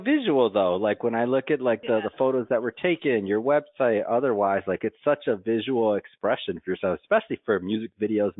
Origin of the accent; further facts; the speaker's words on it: Midwest, United States; I'm from the Midwest